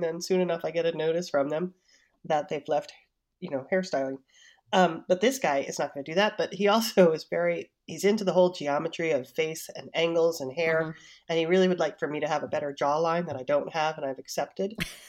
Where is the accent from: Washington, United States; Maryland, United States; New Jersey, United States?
New Jersey, United States; I'm like, I'm from New Jersey.